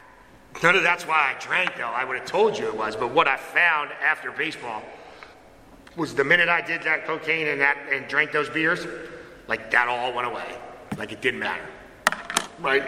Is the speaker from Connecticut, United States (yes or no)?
yes; Connecticut, United States; now in Apex, United States; I was born and raised in Connecticut